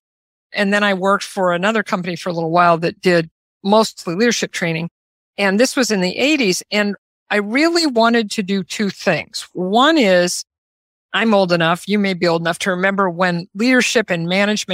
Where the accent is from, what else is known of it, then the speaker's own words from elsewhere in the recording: Omaha, Nebraska, United States; I grew up in Omaha, Nebraska, about as exactly in the middle of the United States as you can get